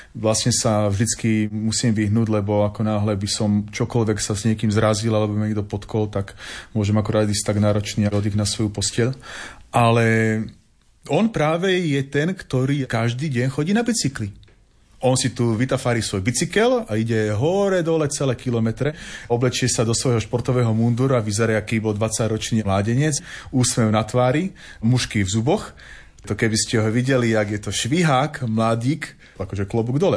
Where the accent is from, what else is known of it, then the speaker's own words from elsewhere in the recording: Trnava, Trnava Region, Slovakia; moved away as an adult; also born or lived in Rožňava; now in Partizánske, Slovakia; pochádzam z Trnavy